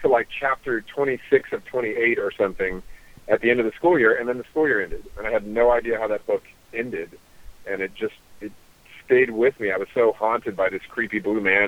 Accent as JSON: {"language": "English", "region": "Mississippi", "country": "United States", "tie": "born or raised there", "said": "I was born in Mississippi"}